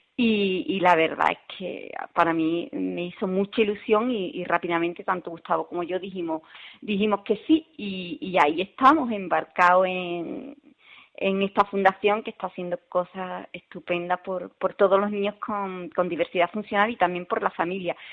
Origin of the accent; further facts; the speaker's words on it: Seville, Andalusia, Spain; also born or lived in Rincón de la Victoria, Málaga; yo soy de Sevilla